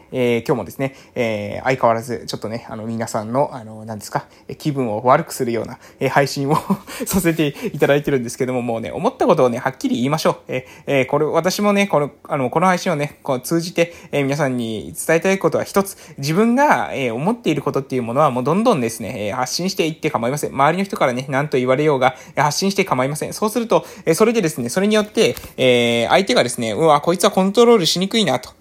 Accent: Japan; accent: island dialect; 私たち島の方言だったら砂漠クっていうんですね

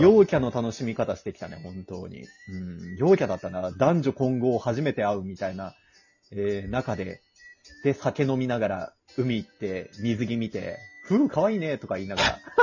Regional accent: Kansai, Japan; now in Kanto, Japan; この辺に住んでるけど、もともとは俺関西の人だからね

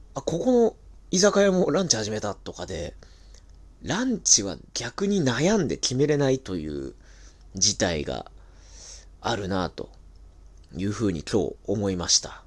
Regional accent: Tokyo, Japan; 東京生まれ東京育ち

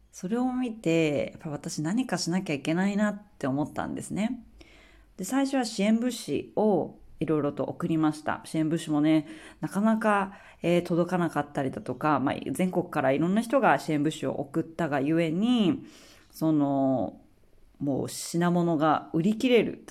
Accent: Akita, Japan; now in Australia; 私の地元の秋田

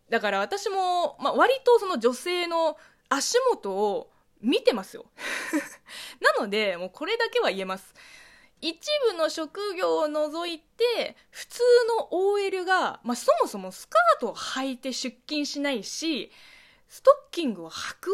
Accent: China; この中国生まれ中国育ちの、えー、

